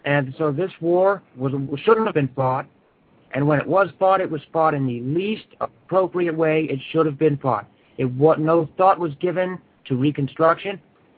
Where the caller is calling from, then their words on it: Phoenix, Arizona, United States; I'm calling from Phoenix, Arizona.